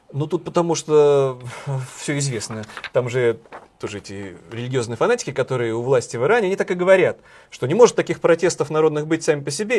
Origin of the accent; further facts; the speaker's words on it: Saint Petersburg, Russia; Сколько инфоповодов дает мой родной город